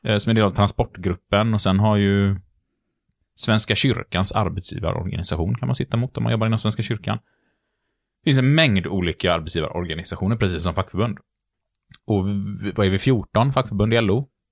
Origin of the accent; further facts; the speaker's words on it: Gothenburg, Västra Götaland, Sweden; Vi är lite göteborgare